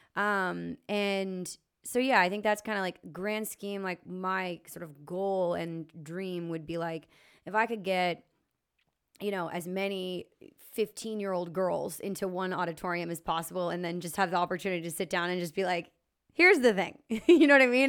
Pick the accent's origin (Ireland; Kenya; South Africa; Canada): Canada; Lower Sackville, Nova Scotia; also born or lived in St. John's, Newfoundland / Alberta; I grew up in Lower Sackville